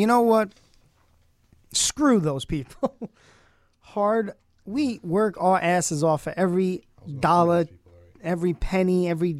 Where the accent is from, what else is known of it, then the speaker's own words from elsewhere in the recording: New York City, New York, United States; moved away as an adult; also born or lived in Brockport, New York / Orange County, New York; now in Rochester, United States; I'm from Brooklyn